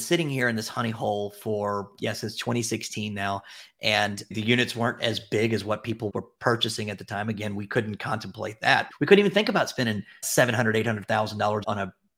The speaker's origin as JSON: {"language": "English", "town": "Memphis", "region": "Tennessee", "country": "United States", "said": "I'm from Memphis"}